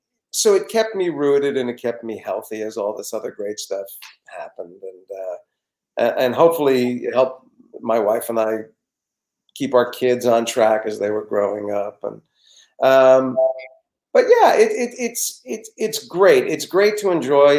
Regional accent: New Jersey, United States; when I was a kid growing up in New Jersey

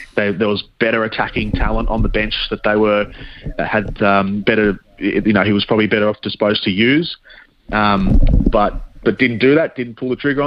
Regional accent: Australia; I'm Australian

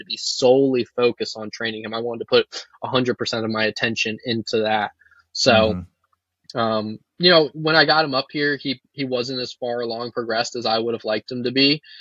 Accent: Virginia, United States; moved away as an adult; now in North Dakota, United States; I'm from Virginia

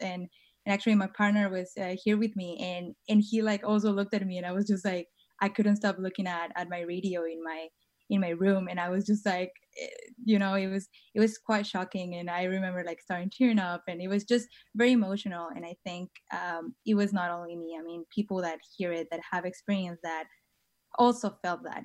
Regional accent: Tijuana, Baja California, Mexico; moved away as an adult; now in San Francisco, United States; I was born and raised in Tijuana, which is in the border, um, with San Diego

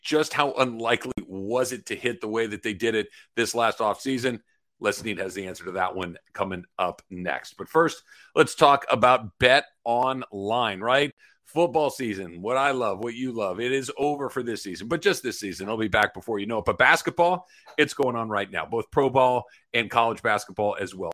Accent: Los Angeles, California, United States; born and raised in LA and have been here for the vast majority of my life

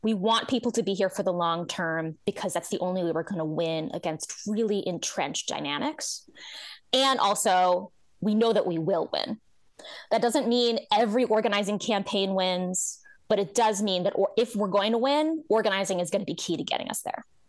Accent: New Jersey, United States; I grew up in New Jersey

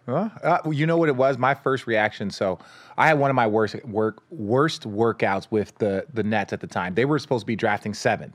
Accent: Los Angeles, California, United States; I was born here in Los Angeles

